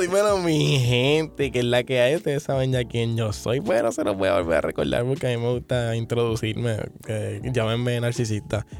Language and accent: Spanish; Puerto Rico; como buen puertorriqueño me como las letras